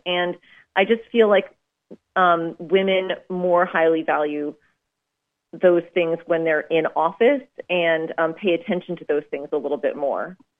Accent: Maine, United States; I'm from Maine

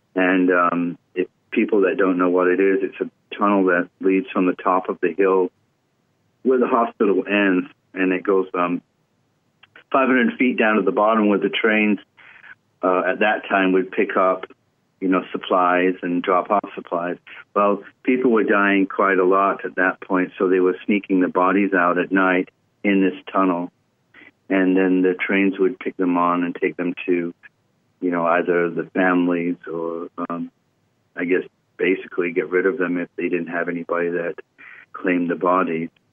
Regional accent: United Kingdom; moved away; also born or lived in Los Angeles; I'm British, and I lived

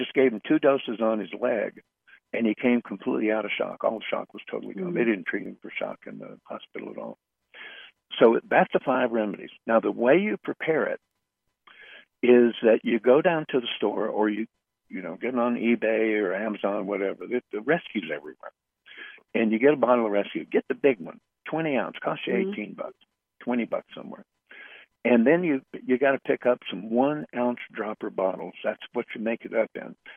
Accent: United States; I'm American.

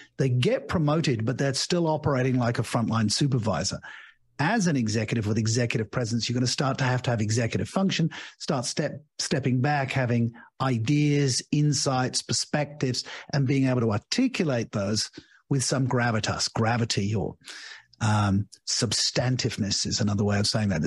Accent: United Kingdom; moved away as an adult; also born or lived in Australia / Asia; now in Portugal; I'm British by birth

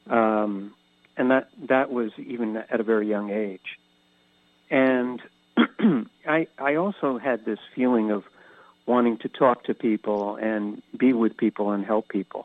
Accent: Catskill region of New York State, United States; also born or lived in Philadelphia; now in San Diego, United States; I grew up on the East Coast in the Catskill region of New York State, but lived most of my life in Philadelphia, moving here to San Diego about 14 years ago

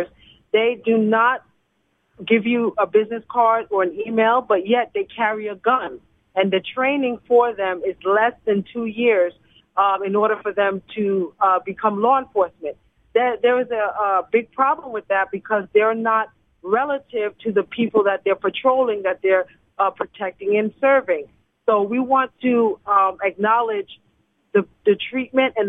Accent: Los Angeles, California, United States; also born or lived in New York; I'm originally from Los Angeles, South L.A., born and raised in Watts.

